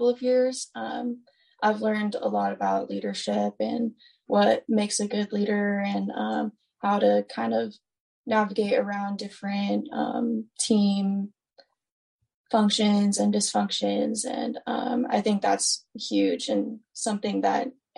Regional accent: Stafford, Virginia, United States; moved away; I'm from Stafford, Virginia. It's pretty close to DC

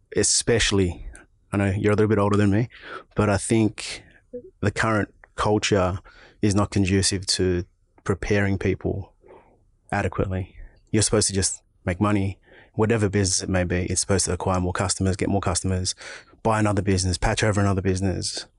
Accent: Auburn, New South Wales, Australia; Park Road, smack bang, middle of Auburn. Born and raised, level seven, uh, level seven, Auburn Hospital

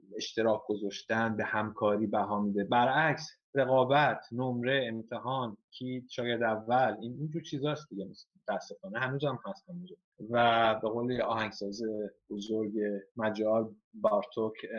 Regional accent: Isfahan, Iran; moved away as an adult; also born or lived in Tehran, Iran; now in Florence, Italy; اگه من خودم مثلا اصفهانی هستم

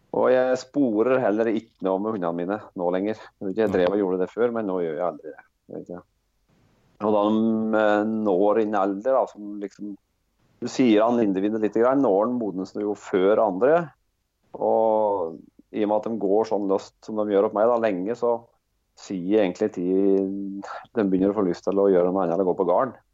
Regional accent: Rendalen, Innlandet, Norway; Jeg jeg er født og oppvoksen i Rendalen, eh, som er i bygd da i Østerdalen.

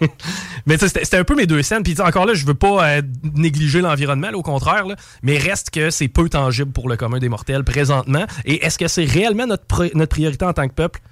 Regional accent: Quebec, Canada; en tant que Québécois

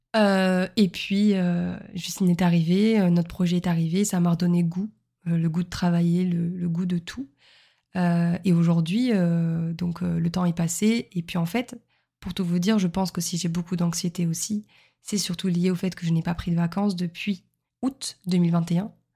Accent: Montpellier, Occitania, France; also born or lived in Lille; now in Nice, France; je suis originaire de Montpellier

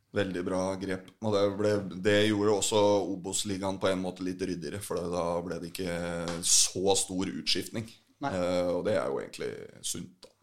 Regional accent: Fredrikstad, Østfold, Norway; jeg, er, fra Fredrikstad

